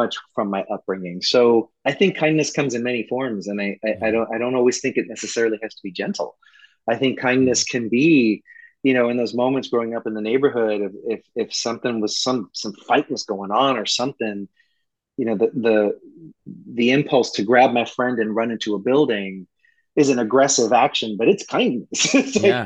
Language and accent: English; New York City, New York, United States; I grew up in the projects of East New York, Brooklyn